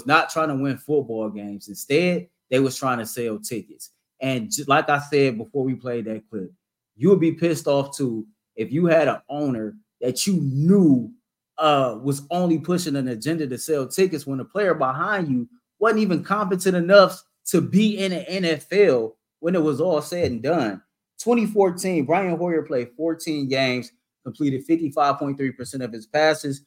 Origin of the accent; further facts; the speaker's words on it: Cleveland, Ohio, United States; I'm from Cleveland. We both from this area